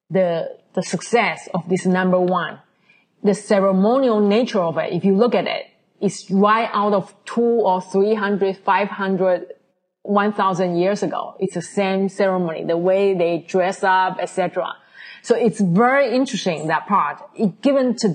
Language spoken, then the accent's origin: English; Taiwan; now in New York, United States; I come from Taiwan. Most of Chinese know that even in Taiwan, we had, the way I was brought up, we had an even more traditional Chinese upbringing